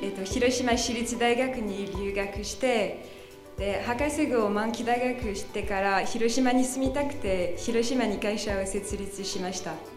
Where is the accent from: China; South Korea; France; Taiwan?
France; Japanese is a second language; moved away as an adult; now in Hiroshima, Japan; フランス出身です